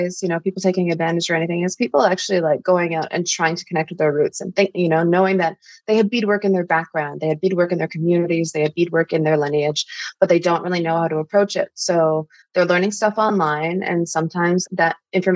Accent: Thunder Bay, Ontario, Canada; we're from Northern Ontario, from Thunder Bay

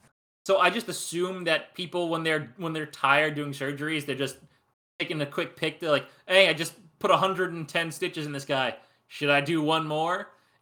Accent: Australia; That look of just pure joy, like, yeah, I'm Australian. You can tell.

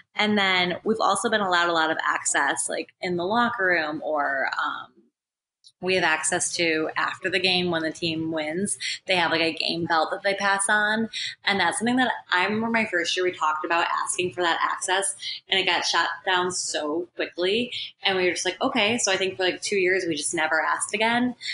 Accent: Buffalo, New York, United States; moved away; I grew up in Buffalo, so I grew up around hockey

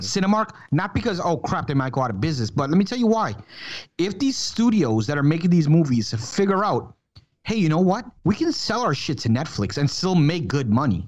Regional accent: Jacksonville, Florida, United States; jacksonville my hometown state florida

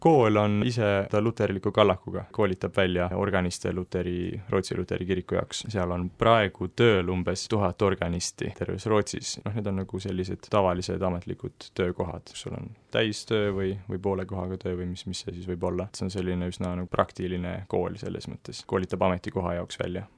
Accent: Tartu, Tartu County, Estonia; ma olen siitsamast Tartust pärit

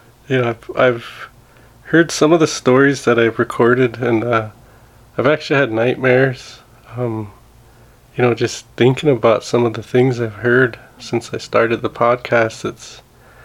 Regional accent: Montana, United States; we're Blackfeet from Montana

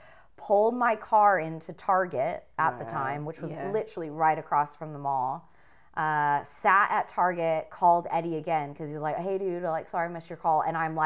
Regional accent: Riverside, California, United States; the place I grew up in Riverside.

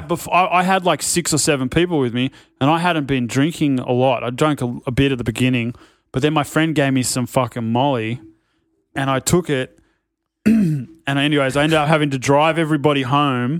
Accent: Sydney, New South Wales, Australia; I'm from North Narrabeen

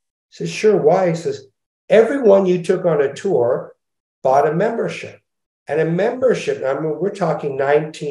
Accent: Montreal, Quebec, Canada; now in Los Angeles, United States; I was brought up in Montreal

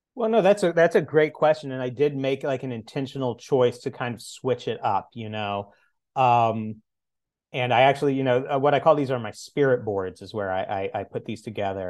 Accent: the Ozarks, United States; moved away; I'm originally from the Ozarks

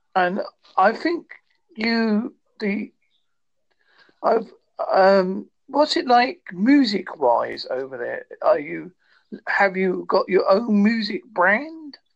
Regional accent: Holsworthy, South West England, United Kingdom; I am from Holsworthy, in Devon, United Kingdom.

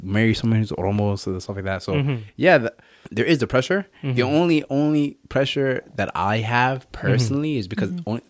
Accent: Canada; born or raised there

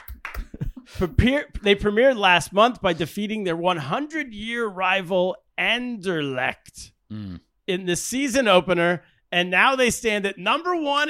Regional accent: Sacramento, California, United States; We love him in California. I'm from California. I'm from Sacramento.

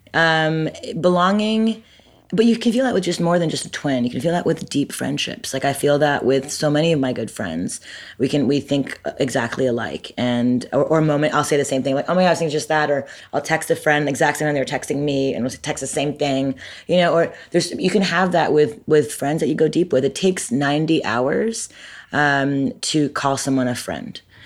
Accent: Montreal, Quebec, Canada; moved away as an adult; now in Brooklyn, United States; I'm Canadian. I'm from Montreal, born and raised. I moved to America when I was eighteen

